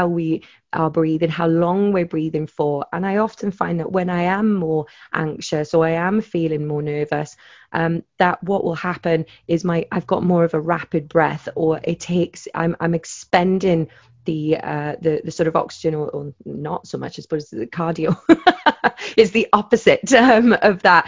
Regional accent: Wales, United Kingdom; I'm Welsh

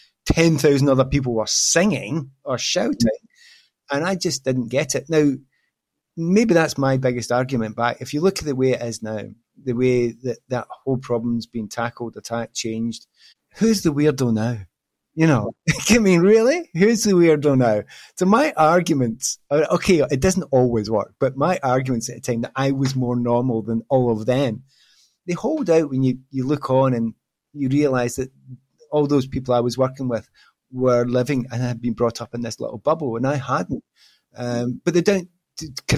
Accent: Glasgow, Scotland, United Kingdom; moved away as an adult; also born or lived in London; I came from Glasgow. You know, I was a student up there

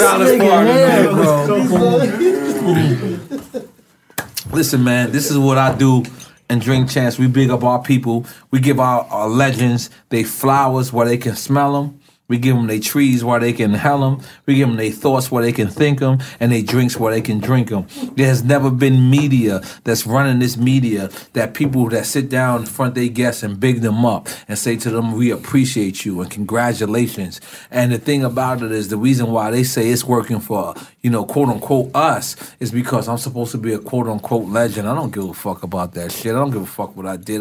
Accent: New York City, New York, United States; Corona, New York, 11368

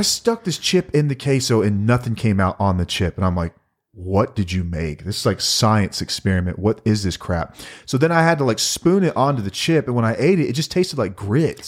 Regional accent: Texas, United States; we're from Texas

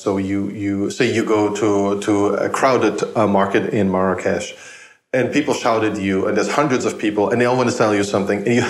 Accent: Germany; English is a second language; moved away as an adult; now in United States; I grew up in Germany

